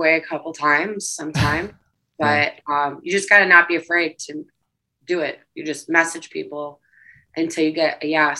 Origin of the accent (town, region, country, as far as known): Detroit, Michigan, United States